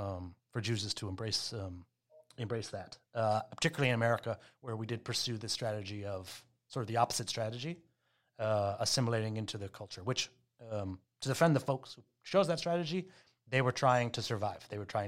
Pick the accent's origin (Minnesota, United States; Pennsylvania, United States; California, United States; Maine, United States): Maine, United States; I grew up in Maine that had no Jewish community, I often meet people of color who actually had more of a Jewish upbringing than I did.